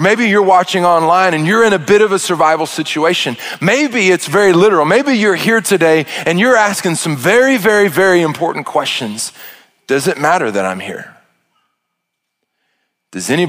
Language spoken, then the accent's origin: English; Arkansas, United States; I'm from Arkansas and I am a redneck